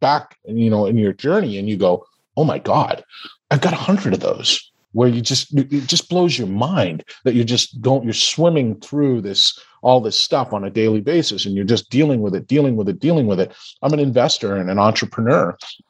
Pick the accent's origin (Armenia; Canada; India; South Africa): Canada; I grew up in Canada. I had all of these advantages.